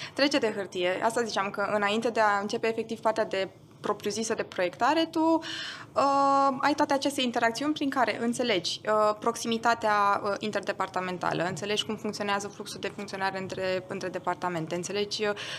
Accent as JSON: {"language": "Romanian", "country": "Romania", "also_born_or_lived": "Austria", "first_language": "German", "second_language": "Romanian"}